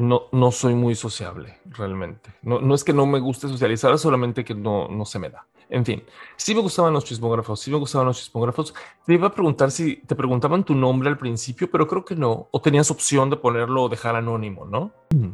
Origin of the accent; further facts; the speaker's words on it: Mérida, Yucatán, Mexico; soy Originario de Mérida, Yucatán